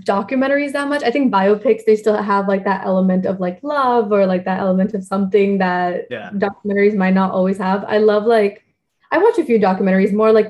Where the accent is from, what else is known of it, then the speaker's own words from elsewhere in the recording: India; So, like, I'm an Indian citizen, so I can't do much voting or anything.